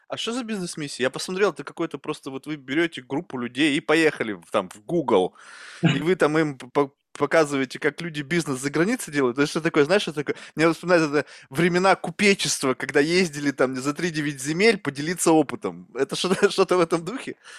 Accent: Russia; also born or lived in Spain; я сам вырос в России

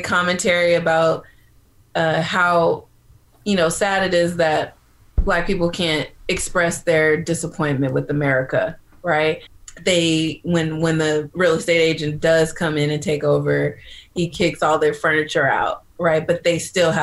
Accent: California, United States; I'm from California

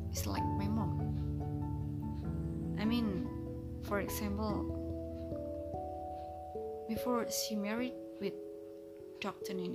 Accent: Indonesia; from Indonesia.

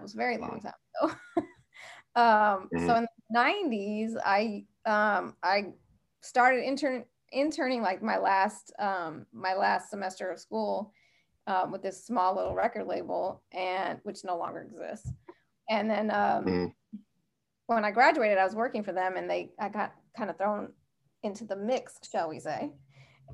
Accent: Portland, United States; moved away as an adult; also born or lived in Rome, Italy; now in Los Angeles, United States; That's where I grew up. I grew up in Portland. I've been in LA 29 years, actually

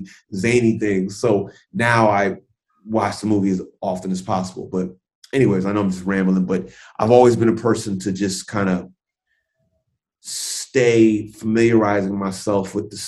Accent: Los Angeles, California, United States; I'm born and raised in Los Angeles

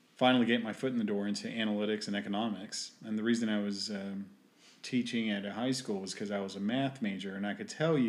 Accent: United States; I'm American with a Hispanic background

